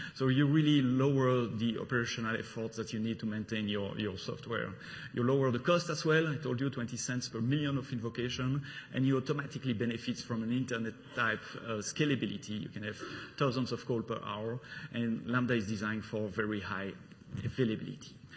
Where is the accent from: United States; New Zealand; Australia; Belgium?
Belgium; accent: French; English is a second language; now in London, United Kingdom; I'm coming from Belgium, the country of waffle, beers, and, and chocolate.